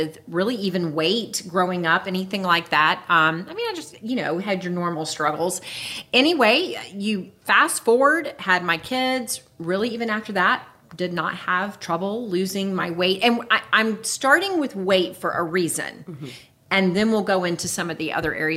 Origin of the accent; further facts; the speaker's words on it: Jacksonville, Florida, United States; now in Lake City, United States; I'm a native Floridian. I was born and raised in Jacksonville